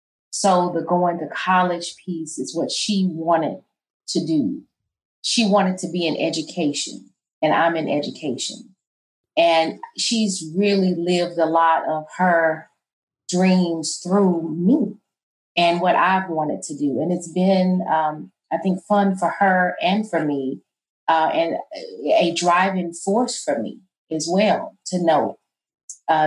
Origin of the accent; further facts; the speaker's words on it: St. Louis, Missouri, United States; moved away as an adult; now in Memphis, United States; I'm from St. Louis, Missouri. The neighborhood, the area is called Coon Valley.